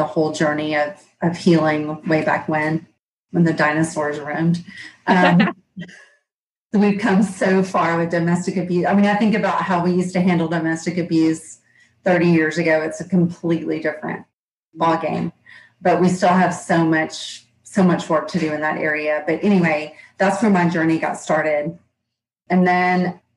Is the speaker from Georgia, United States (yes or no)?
yes; Georgia, United States; accent: Southern; I'm in Georgia. You can probably tell from my accent